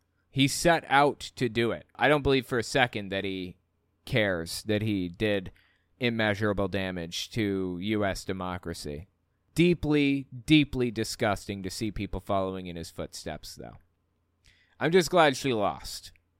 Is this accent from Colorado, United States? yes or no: yes; Colorado, United States; I'm from Mesa County, Colorado.